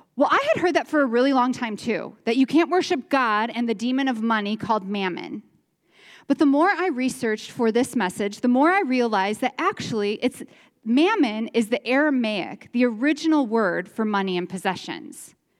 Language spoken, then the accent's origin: English; Chicago, Illinois, United States; moved away as an adult; now in Iowa, United States; We're from the Chicagoland area. We moved to this area into Iowa about twelve years ago